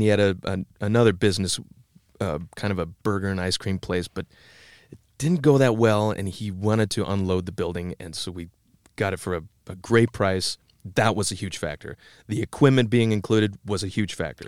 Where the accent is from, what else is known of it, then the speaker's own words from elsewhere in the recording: Tama, Iowa, United States; also born or lived in Cedar Rapids, Iowa; I grew up in Tama, the twin city of, uh, Toledo, fifty miles due west of Cedar Rapids